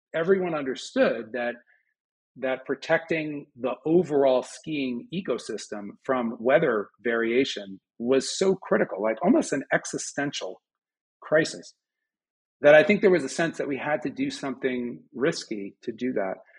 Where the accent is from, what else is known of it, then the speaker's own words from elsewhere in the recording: Westchester, just outside New York City, United States; moved away as an adult; now in Boulder, United States; I grew up just outside of New York City in Westchester